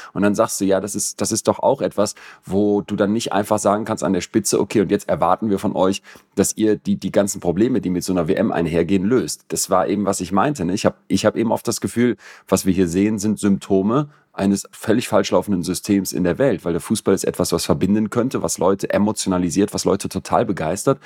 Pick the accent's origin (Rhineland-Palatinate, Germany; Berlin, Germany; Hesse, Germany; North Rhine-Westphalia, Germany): North Rhine-Westphalia, Germany; Solingen; als wir so 15 waren und so Pubertisten in Solingen, wo ich aufgewachsen bin